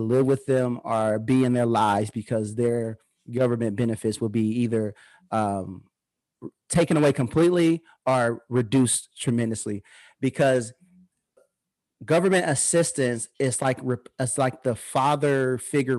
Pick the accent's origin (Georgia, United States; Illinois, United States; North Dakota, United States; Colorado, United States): Illinois, United States; Peoria; I was raised in the Harrison Homes in Peoria, Illinois